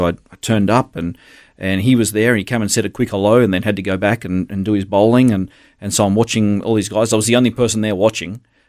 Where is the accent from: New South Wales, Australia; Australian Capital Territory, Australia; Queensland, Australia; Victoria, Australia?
Queensland, Australia; Gold Coast; also born or lived in Brisbane / Darwin / Adelaide; We moved around a lot. I grew up on the Gold Coast.